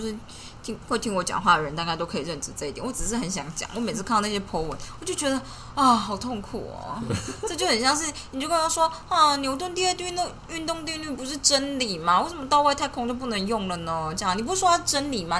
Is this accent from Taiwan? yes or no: yes; Taiwan; 我们就是身为台湾人